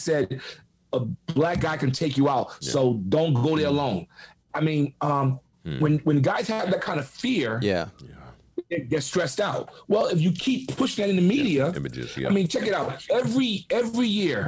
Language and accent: English; New York City, New York, United States; moved away; I'm a kid from the Bronx, single mom.